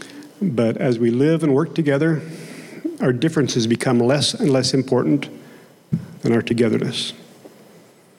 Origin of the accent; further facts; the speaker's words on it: Oklahoma, United States; accent: Oklahomese / Okie twang; first language Okie (Oklahoma English); my native tongue of Oklahomese, Okie was my first language.